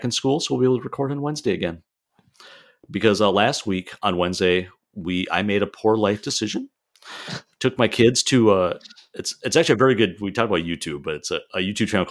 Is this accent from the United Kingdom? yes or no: no; Midwest, United States; I'm from Midwest.